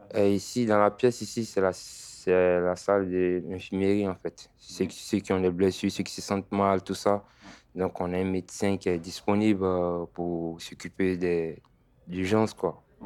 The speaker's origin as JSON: {"language": "French", "country": "Côte d’Ivoire", "also_born_or_lived": "Italy / Paris", "moved": "yes", "lives_now": "Bordeaux, France", "said": "j'ai quitté la Côte d'Ivoire depuis 2017"}